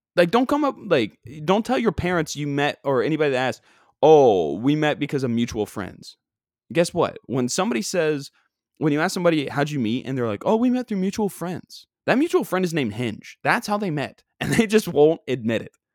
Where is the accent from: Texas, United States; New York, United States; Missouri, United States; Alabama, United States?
New York, United States; Long Island; I'm from Long Island, and I hang out on Long Island all day, every day.